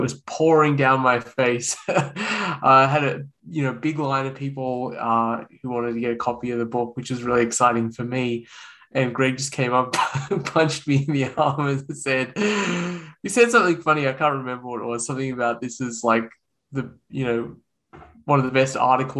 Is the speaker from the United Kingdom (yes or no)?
no; Australia; accent: Australian; moved away as an adult; now in United States; You can probably tell from my accent that I'm Australian. And I was born and raised in Australia